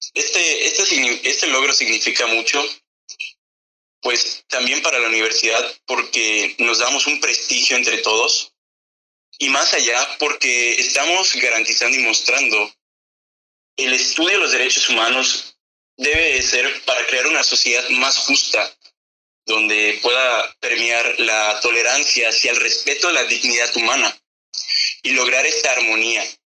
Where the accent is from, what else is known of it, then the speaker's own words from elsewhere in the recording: Mexico; los jóvenes somos el futuro de México